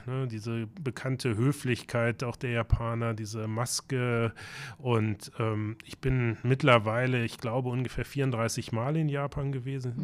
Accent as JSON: {"language": "German", "town": "Braunschweig", "region": "Lower Saxony", "country": "Germany", "tie": "born or raised there", "moved": "yes", "lives_now": "Hamburg, Germany", "said": "in meiner Heimatstadt Braunschweig"}